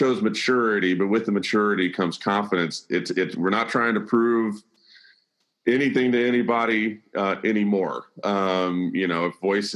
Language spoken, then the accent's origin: English; Birmingham, Alabama, United States; moved away as an adult; now in Nashville, United States; I'm born and raised in the South, born and raised in Birmingham, Alabama, moved to Nashville in 1999, met my wife here, never left